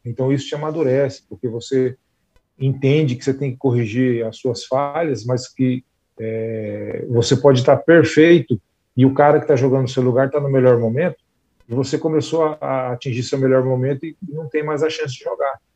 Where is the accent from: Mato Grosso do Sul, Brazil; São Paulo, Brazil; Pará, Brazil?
Mato Grosso do Sul, Brazil; Campo Grande; now in Jundiaí, Brazil; a minha infância lá no Recanto dos Pássaros, em, em, Campo Grande.